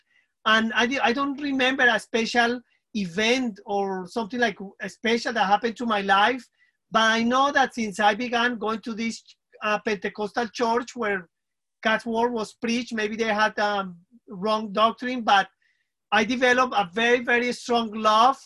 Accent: Colombia; first language Spanish; English is a second language; moved away; originally I'm from Colombia, South America

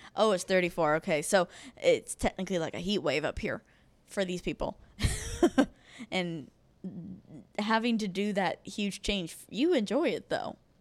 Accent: Florida, United States; now in Northern Virginia, United States; I'm technically from the South. I'm, like, I'm from Florida

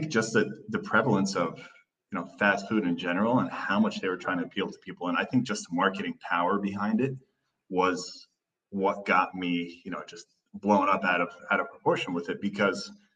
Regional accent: Turkey; I spent about 9 or 10 years growing up in Turkey.

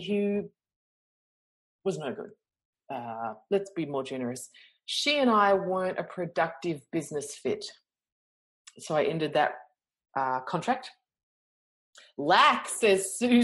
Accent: Australia; I'm from Australia. Come on, that's how we talk here

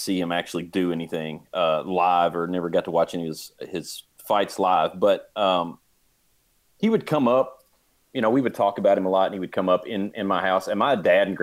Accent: Kentucky, United States; We're from Kentucky

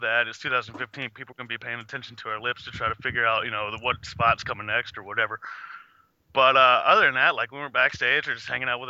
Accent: Virginia, United States; moved away as an adult; also born or lived in Kentucky; now in Florida, United States; I wrestled for like 4 years on the East Coast. I'm originally from Virginia

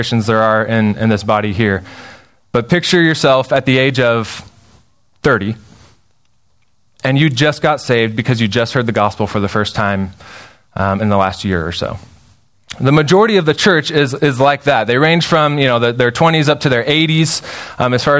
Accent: Spokane, Washington, United States; So I grew up in Spokane, Washington

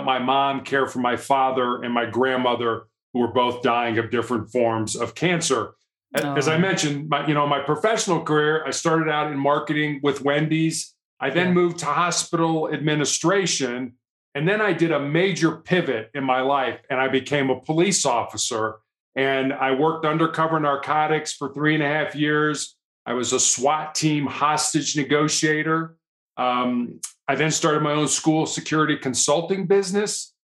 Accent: Chicago, Illinois, United States; moved away as an adult; also born or lived in Charleston, South Carolina; now in Colorado, United States; I was born and raised in Chicago, Illinois, third largest city here in the United States

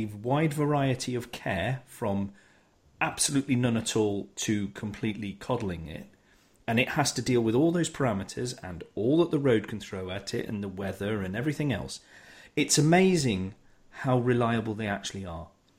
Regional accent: United Kingdom; because we're British

